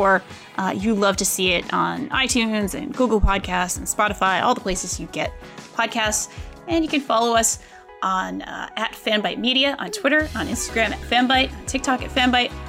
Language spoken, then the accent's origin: English; Rhode Island, United States; accent: Rhode Island; my Rhode Island accent